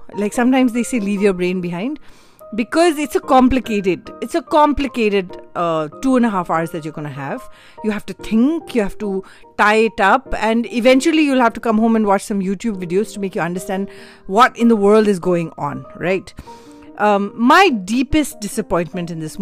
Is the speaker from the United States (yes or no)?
no; India; as an Indian